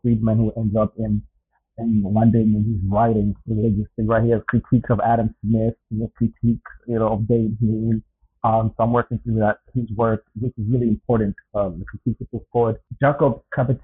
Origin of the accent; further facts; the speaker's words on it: Zambia; moved away; also born or lived in North America; born and raised in Zambia